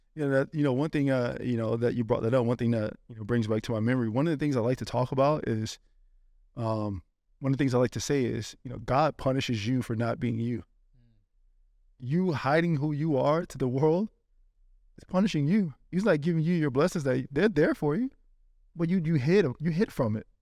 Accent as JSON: {"language": "English", "region": "Florida", "country": "United States", "also_born_or_lived": "Spain", "said": "I'm from Florida"}